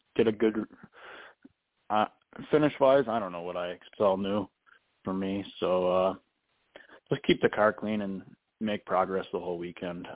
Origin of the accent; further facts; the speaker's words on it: Ransomville, New York, United States; I basically grew up there